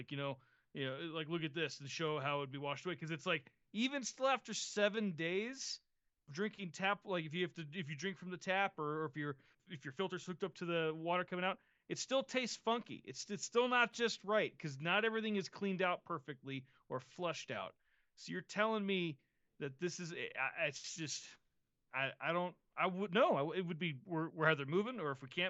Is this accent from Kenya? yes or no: no; Florida, United States; moved away; growing up in Florida and living in Florida before we moved out here